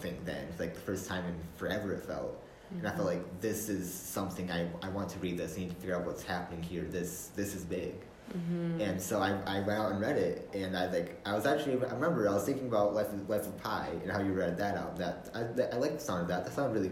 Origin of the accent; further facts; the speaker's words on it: Grand Haven, Michigan, United States; I am from Grand Haven, Michigan. I was born and raised here.